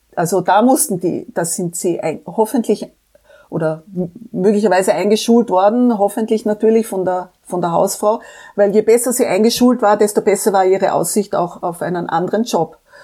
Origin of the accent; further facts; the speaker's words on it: Vienna, Austria; also born or lived in Frankfurt, Germany / Korea; bei uns in Österreich